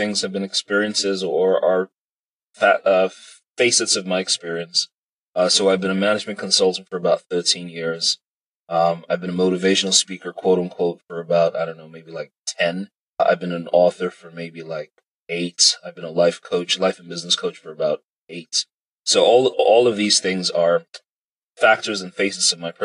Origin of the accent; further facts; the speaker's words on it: Nigeria; I'm Nigerian, proudly Nigerian, unashamedly Nigerian.